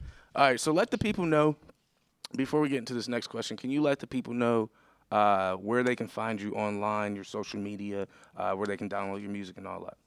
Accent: Buffalo, New York, United States; moved away as an adult; now in Pittsburgh, United States; I'm originally from Buffalo

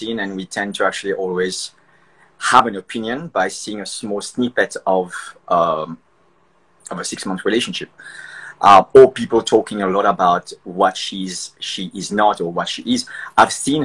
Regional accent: Mauritius; Mauritian. I'm from Mauritius.

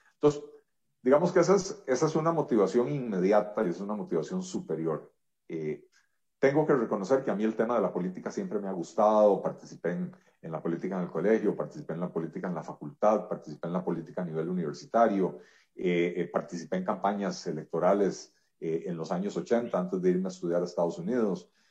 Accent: Costa Rica; yo soy un, ciudadano costarricense tremendamente agradecido con este país. Este país acogió a mis abuelos hace un poco más de 90 años

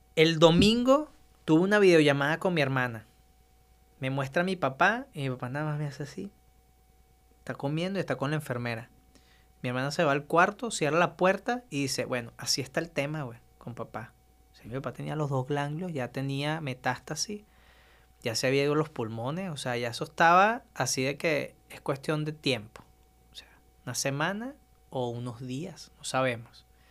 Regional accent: Maiquetía, La Guaira, Venezuela; now in Monterrey, Mexico; yo nací en Venezuela, justamente en Maiquetía, casi ya ahí en la, en la costa de la playa

